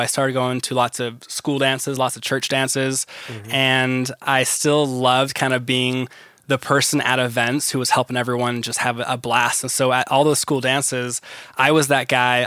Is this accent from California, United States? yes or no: yes; Ventura County, California, United States; I grew up in California and Ventura County to be exact. So that's near LA area in Southern California